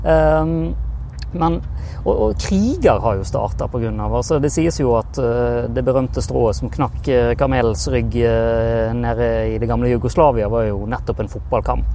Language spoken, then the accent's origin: Norwegian; Bergen area, Vestland, Norway; accent: Bergen dialect; hører dialekten min, hører jo at jeg kommer fra bergenstraktene